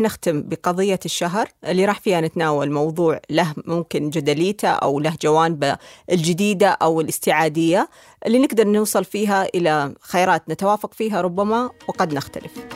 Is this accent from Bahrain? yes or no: no; Saudi Arabia; بالنسبه لي انا كسعوديه